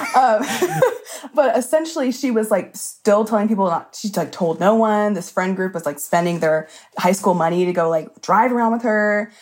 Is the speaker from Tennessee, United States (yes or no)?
no; Alabama, United States; moved away as an adult; also born or lived in Mississippi; now in North Carolina, United States; I was born in Mississippi, but lived most of my life in Alabama. Now I'm in North Carolina